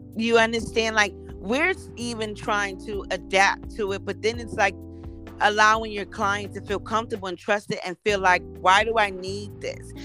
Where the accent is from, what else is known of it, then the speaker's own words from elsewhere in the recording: New York City, New York, United States; I'm born and raised in Harlem